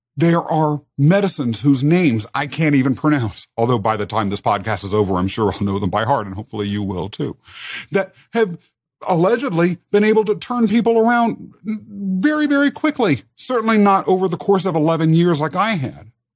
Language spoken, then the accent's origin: English; Kansas, United States; also born or lived in England; They adopted me and brought me back as their child to the United States, to Kansas, as a matter of fact, where I was raised.